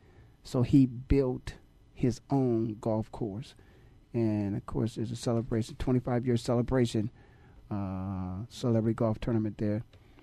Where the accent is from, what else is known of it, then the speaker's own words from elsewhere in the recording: Canton, Ohio, United States; I'm born and raised in Canton, Ohio.